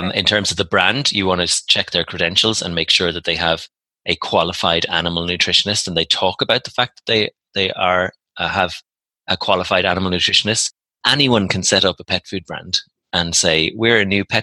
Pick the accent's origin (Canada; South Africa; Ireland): Ireland; I'm Irish